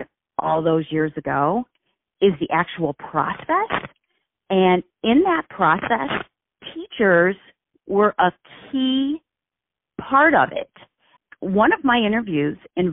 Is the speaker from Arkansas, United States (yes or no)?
no; Vestal, New York, United States; also born or lived in New Rochelle, New York; I grew up in Vestal, New York, small town in the southern tier of New York.